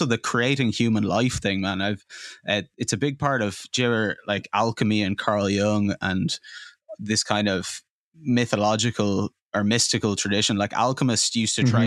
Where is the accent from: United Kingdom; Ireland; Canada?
Ireland; Dublin, Leinster; young guys growing up in Dublin, in like, you know, the suburbs